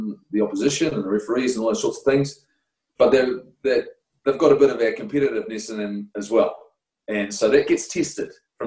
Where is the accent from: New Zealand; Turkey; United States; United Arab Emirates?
New Zealand; Invercargill, Southland; I was from Invercargill